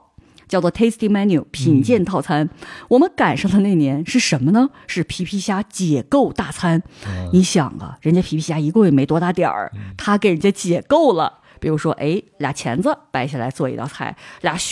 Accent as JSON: {"language": "Chinese", "region": "Northeast China", "country": "China", "tie": "born or raised there", "said": "像我记得我小的时候在东北吃的那个青椒，觉得很有味道。"}